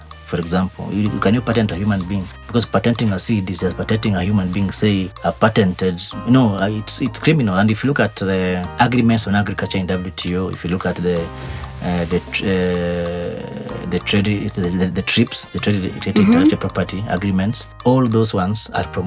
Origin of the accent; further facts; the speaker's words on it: Awendo, Migori County, Kenya; I come from Awendo